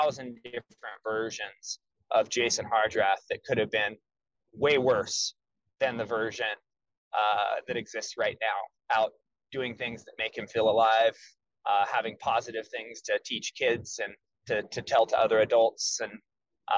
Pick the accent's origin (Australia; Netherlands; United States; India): United States; being an American in the United States my whole life